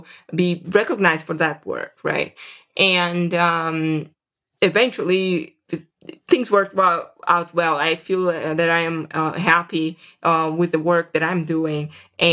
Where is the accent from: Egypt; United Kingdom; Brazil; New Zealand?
Brazil; Serra dos Carajás, Amazon forest, Pará; moved away as an adult; also born or lived in Vitória, Brazil / São Paulo, Brazil; now in United States; I grew up in the Amazon forest in a place called Serra dos Carajás.